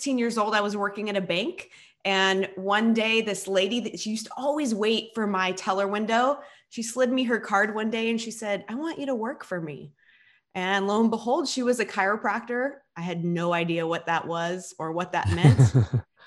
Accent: Silicon Valley, California, United States; I was born and raised in Silicon Valley in California.

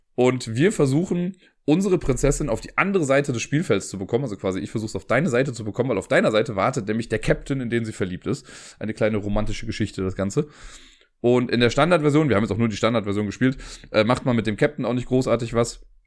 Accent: Cologne, North Rhine-Westphalia, Germany; aus Köln

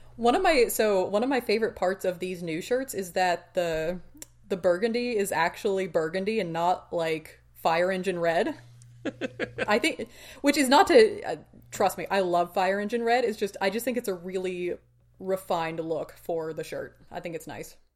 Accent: United States; we're far too American to be good at this

